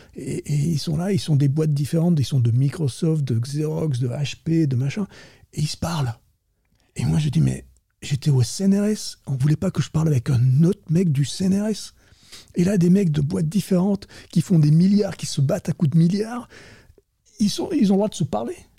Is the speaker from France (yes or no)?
yes; France; moved away as an adult; now in Silicon Valley, United States; je suis français, franchouillard de base, hein, quand même. Ça depuis donc 30 ans, je suis là-bas